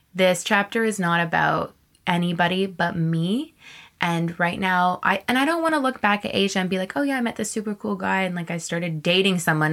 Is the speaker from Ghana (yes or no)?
no; Canada; also born or lived in Texas / East Coast / Vancouver; I'm Canadian